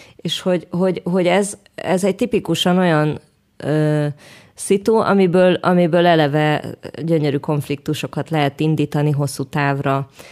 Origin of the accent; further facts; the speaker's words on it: Budapest, Hungary; moved away as an adult; now in Jerusalem, Israel; mentem a zuglóba a babakocsival, meg Óbudán, tudod, ahol így voltak járdák, meg játszóterek, meg ilyen széles terek, úgy nőttem föl.